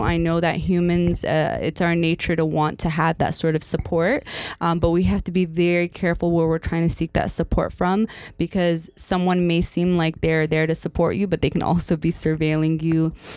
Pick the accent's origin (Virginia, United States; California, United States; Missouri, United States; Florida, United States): Virginia, United States; Northern; now in Michigan, United States; I grew up in Northern Virginia uh, for part of my childhood